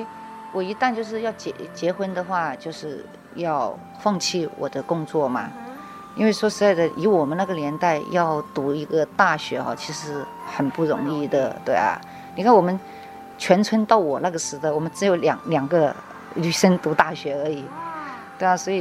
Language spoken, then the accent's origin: Chinese; Guangxi, China; now in Taiwan; 广东的隔壁啊，就是邻居嘛，我是广西人，对对。